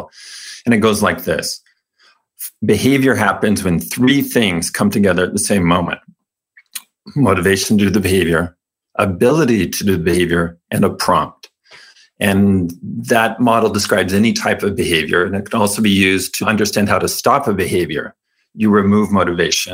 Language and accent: English; California, United States; I was raised Mormon in California